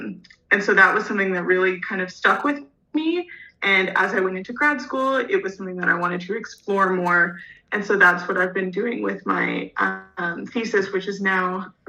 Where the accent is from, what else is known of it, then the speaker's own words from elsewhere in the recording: Mattawa North Bay Algonquin First Nation, Eastern Ontario, Canada; I'm Algonquin from the Mattawa North Bay Algonquin First Nation in Eastern Ontario, which for those who are not familiar is a province in Canada. It's about 3 hours west of Ottawa, which is the capital of Canada.